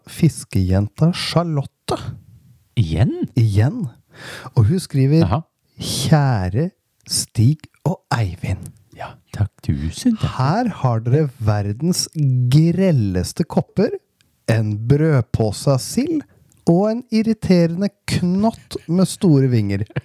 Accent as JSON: {"language": "Norwegian", "region": "Northern Norway", "country": "Norway", "moved": "yes", "lives_now": "Denmark", "said": "på besøk hjemme i Nord-Norge. Eh, nå som jeg er som sagt utflytta, og den heter Danmark."}